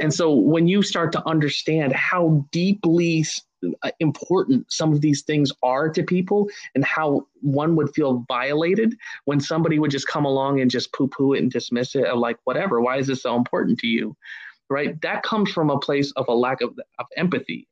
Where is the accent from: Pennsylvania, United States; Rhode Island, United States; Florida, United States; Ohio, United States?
Ohio, United States; growing up in Ohio